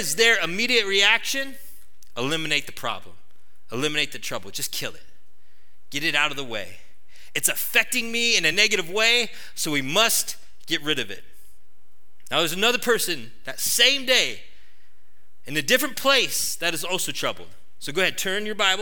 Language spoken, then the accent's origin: English; United States; us as American Christians